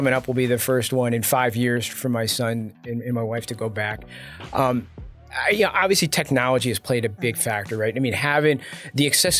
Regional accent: United States; my wife is Taiwanese and I'm an American.

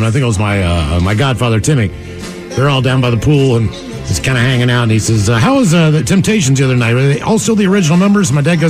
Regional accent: West Virginia, United States; I'm from West Virginia.

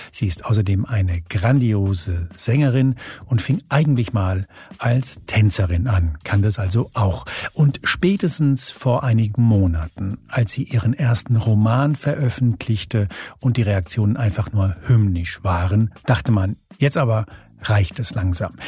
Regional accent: Germany; also born or lived in Spain; weil ich in Spanien geboren wurde, als kleiner Junge nach Deutschland kam

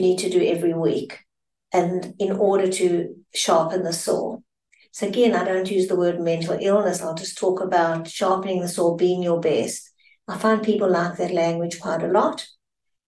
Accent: South Africa; I'm South African

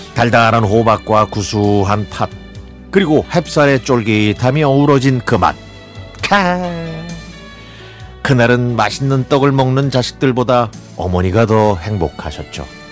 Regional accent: Incheon, South Korea; now in Paju, South Korea; 제 고향인 검단이 생각납니다.

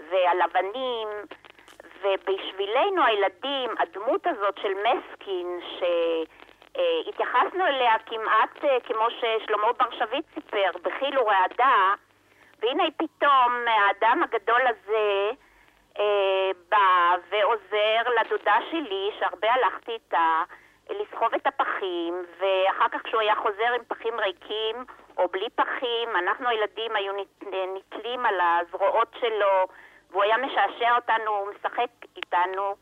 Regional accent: Kfar Giladi, Northern District, Israel; גדלתי בכפר גלעדי מספר שנים, עד גיל 10-11 בערך

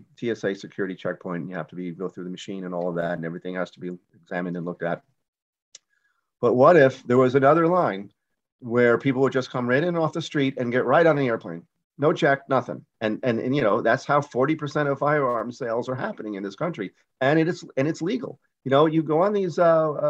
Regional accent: Yonkers, New York, United States; I grew up in Yonkers, New York

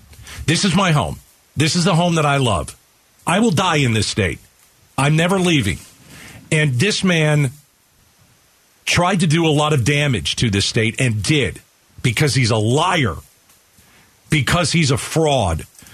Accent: Arizona, United States; This is Mark Brnovich screwing my hometown and making us look like a bunch of asses.

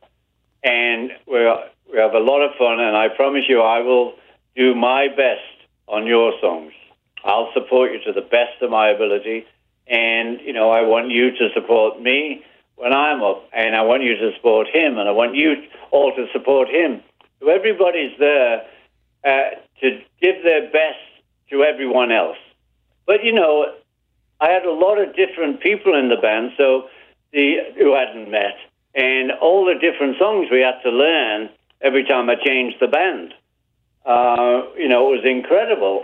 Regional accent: Liverpool, North West England, United Kingdom; moved away as an adult; now in United States; We're from Liverpool.

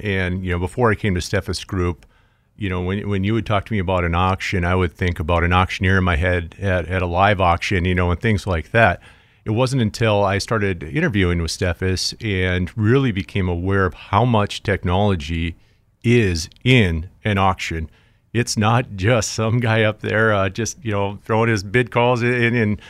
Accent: Jamestown, North Dakota, United States; now in Fargo, United States; Originally from Jamestown, North Dakota, but I live right here in Fargo, North Dakota.

